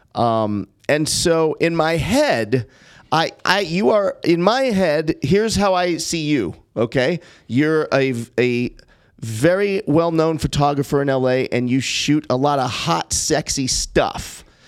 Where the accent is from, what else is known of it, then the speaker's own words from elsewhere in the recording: Los Angeles, California, United States; I grew up in Brentwood